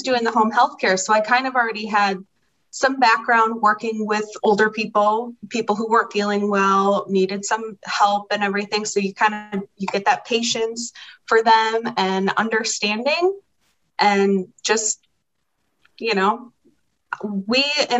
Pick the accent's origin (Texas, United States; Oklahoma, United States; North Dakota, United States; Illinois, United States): Illinois, United States; Chicago; moved away as an adult; now in Hot Springs Village, United States; We're from Chicago. I was born and raised, and we've been here ever since